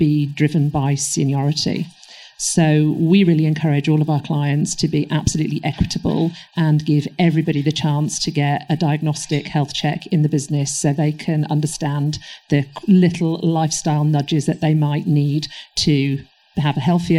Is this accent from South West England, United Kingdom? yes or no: no; Manchester, North West England, United Kingdom; moved away; I am originally from Manchester, so you can take the girl out the north, but the north is still in me